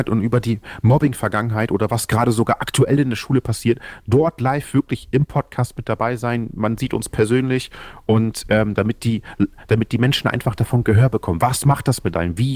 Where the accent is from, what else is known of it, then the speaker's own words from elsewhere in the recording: Oldenburg, Lower Saxony, Germany; ich komme aus Oldenburg, Niedersachsen, ich bin zarte 31